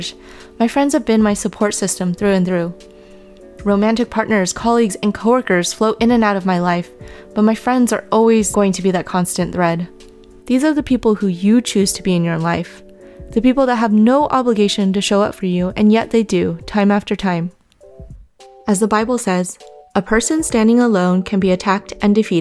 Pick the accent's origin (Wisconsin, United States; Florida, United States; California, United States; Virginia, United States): California, United States; Bay Area; I'm a 31-year-old, fourth-generation Chinese-American woman who was born and raised in the Bay Area